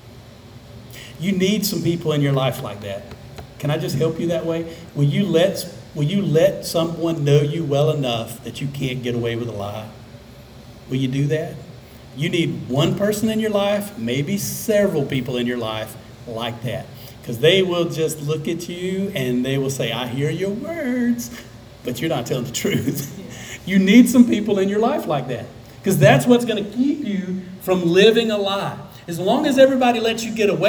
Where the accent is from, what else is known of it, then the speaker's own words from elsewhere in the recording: South Alabama, United States; I grew up in South Alabama.